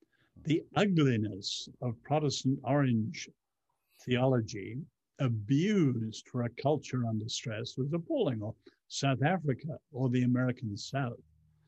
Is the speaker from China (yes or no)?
yes; China; now in United States; growing up in China under the Chinese Revolution, I've always had an incredible sense of time, urgency, kairos.